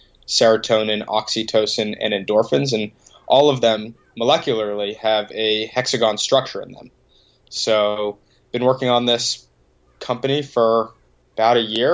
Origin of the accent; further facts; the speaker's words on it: Boston, Massachusetts, United States; grew up a couple minutes outside the city